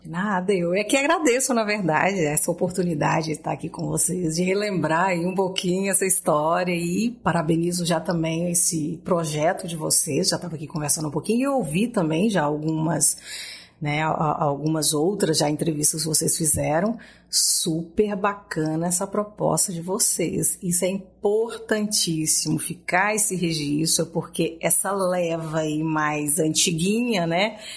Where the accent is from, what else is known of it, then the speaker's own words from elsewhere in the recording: Gurupi, Tocantins, Brazil; also born or lived in Espírito Santo / Goiânia; Eu sou, eu sou capixaba, criada em Gurupi